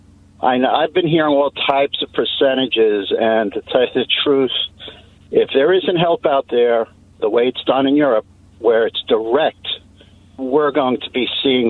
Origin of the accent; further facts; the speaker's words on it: Teaneck, New Jersey, United States; moved away as an adult; now in Massachusetts, United States; I grew up in New York, New Jersey, though. Grew up in Teaneck, New Jersey.